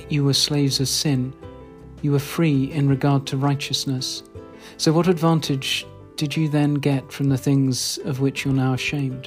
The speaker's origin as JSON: {"language": "English", "area": "RP", "region": "England", "country": "United Kingdom", "accent": "RP", "said": "My unfashionable RP accent"}